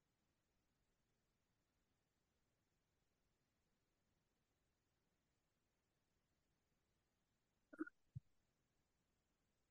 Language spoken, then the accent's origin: English; Queensland, Australia; now in Japan; my home state of Queensland